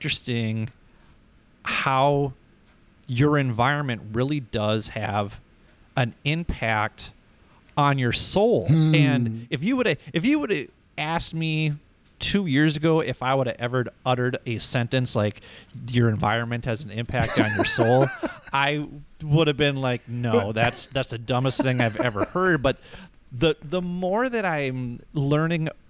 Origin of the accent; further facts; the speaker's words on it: Minnesota, United States; also born or lived in Rochester, Minnesota; I'm from Minnesota, so you're within a mile of a lake wherever you go.